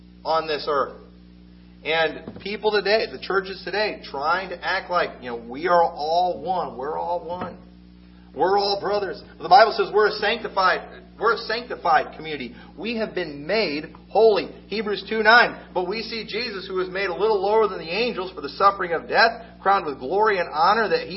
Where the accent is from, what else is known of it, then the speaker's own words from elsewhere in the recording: United States; I'm an American